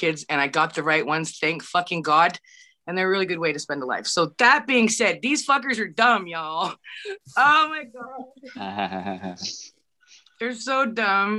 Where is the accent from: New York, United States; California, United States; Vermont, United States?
California, United States; Humboldt County; I come from Humboldt County